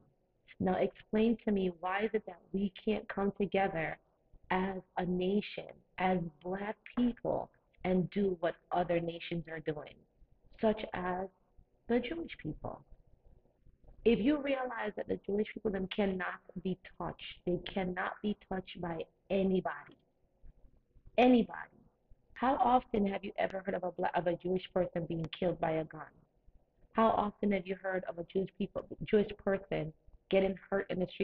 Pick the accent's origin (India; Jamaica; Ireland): Jamaica; now in United States; Growing up in Jamaica